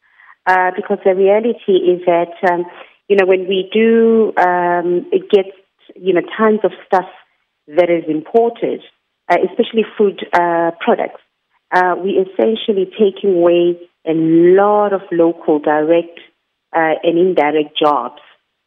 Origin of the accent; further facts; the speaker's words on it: South Africa; It's one thing for us as proudly South African to say that our consumers must buy local, support local